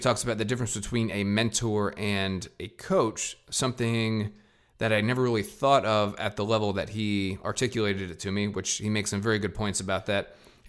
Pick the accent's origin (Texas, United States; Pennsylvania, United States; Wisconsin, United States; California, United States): Pennsylvania, United States; moved away; also born or lived in Ohio; when I grew up in Pennsylvania, our next door neighbors were Canadian